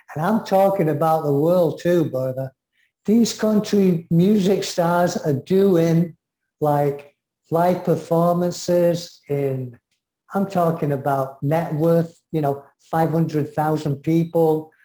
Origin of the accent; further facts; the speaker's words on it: England, United Kingdom; I'm English